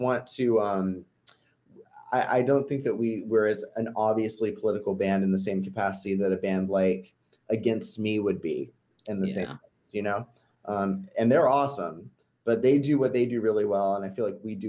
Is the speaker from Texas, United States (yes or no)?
no; Georgia, United States; growing up in Georgia